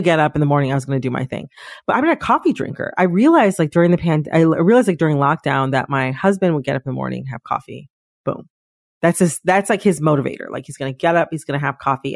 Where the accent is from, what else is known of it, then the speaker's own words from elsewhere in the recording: Midwest, United States; an American from the Midwest